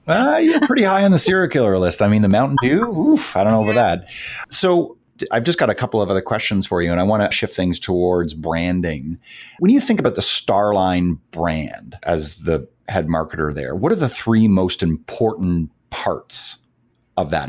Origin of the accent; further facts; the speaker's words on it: Canada; being from uh, Canada and a very and a very proud Canadian